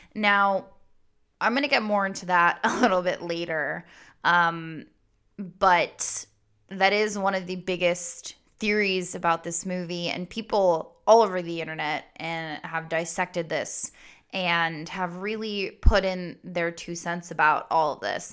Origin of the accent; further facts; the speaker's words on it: Goldsboro, North Carolina, United States; I was born in Goldsboro, North Carolina